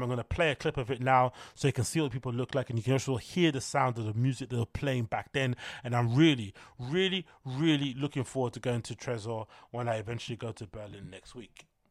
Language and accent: English; United Kingdom; As a Brit